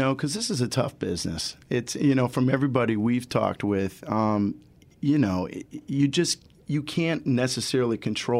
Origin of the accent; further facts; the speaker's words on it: Ohio, United States; you know, I'm from Ohio, but okay. It's a small town, so we've got that connection going, you know.